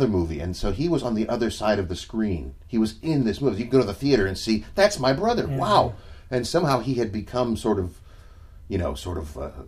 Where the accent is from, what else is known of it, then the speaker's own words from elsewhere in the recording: Maryland, United States; moved away as an adult; now in Pittsburgh, United States; We grew up together in Maryland, and Mark still lives here in Maryland, but I live in Pittsburgh